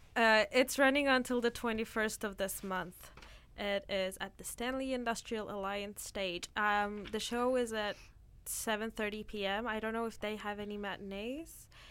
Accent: Turkey; now in Canada; every winter when I go back to Turkey

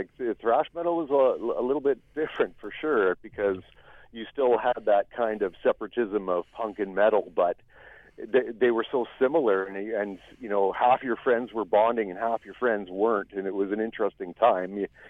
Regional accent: Victoria, British Columbia, Canada; also born or lived in Vancouver; I'm born and raised in Victoria, B.C. here, the capital city of British Columbia.

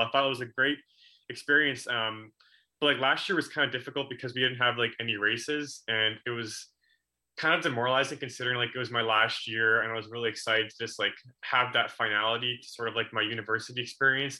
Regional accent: Coquitlam, British Columbia, Canada; in my hometown of Coquitlam

